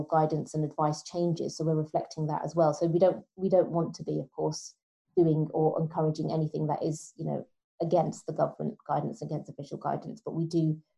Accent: London, United Kingdom; because I'm a Londoner

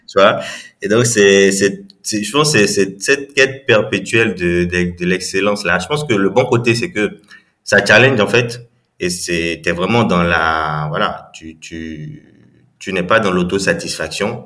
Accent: Cotonou, Littoral, Benin; j'ai grandi donc à, je suis né au Bénin à, Cotonou

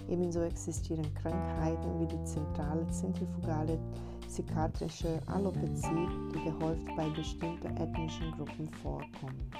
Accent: Brazil; born there; German is a second language; ich komme selber gebürtig aus Brasilien, deswegen ist auch

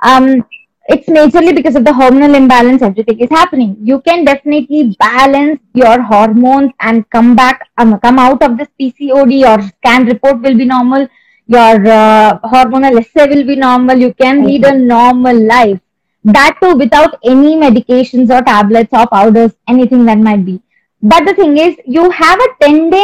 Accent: Karnataka, India; I'm from Karnataka

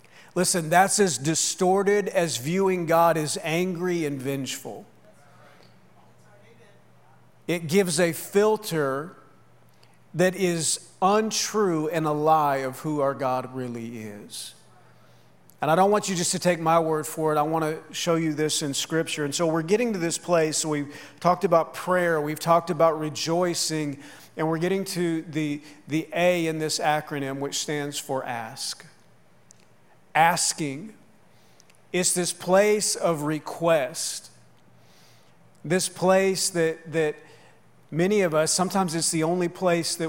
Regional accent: outside Minneapolis, Minnesota, United States; growing up outside Minneapolis

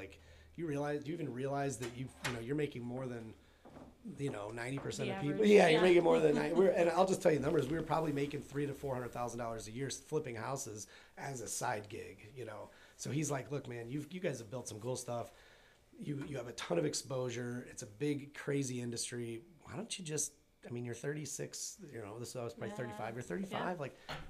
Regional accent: Maryville, United States; And I'd known of you guys because of, just from growing up in Maryville.

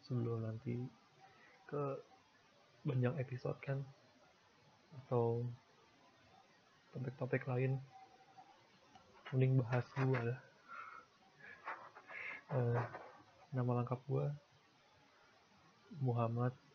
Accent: Tangerang, Banten, Indonesia; born there; ya Rabu gue lahir hari Rabu di Tangerang kalau nggak salah di bidan Mensuri

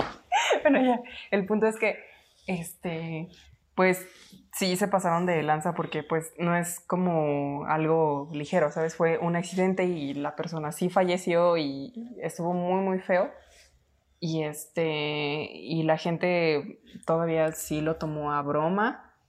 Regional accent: Mexico

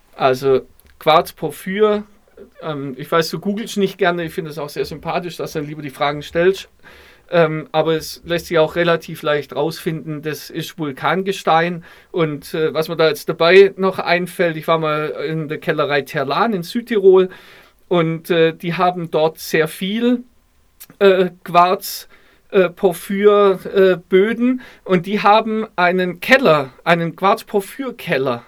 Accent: Stuttgart, Baden-Württemberg, Germany; jetzt kommen wir beide aus Stuttgart

